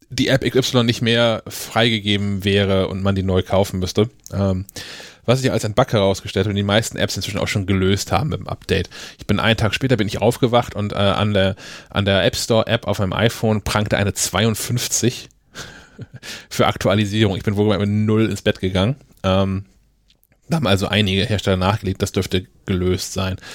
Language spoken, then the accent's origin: German; Kiel, Schleswig-Holstein, Germany; Kiel ist schon ein Film einfach eine Scheißstadt, aber es ist meine Stadt.